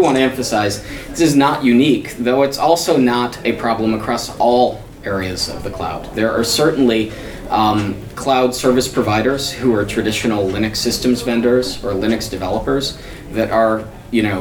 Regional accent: United States; I'm a attorney from the United States

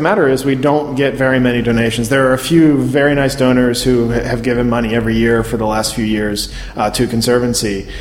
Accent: Baltimore, Maryland, United States; I grew up in Baltimore area.

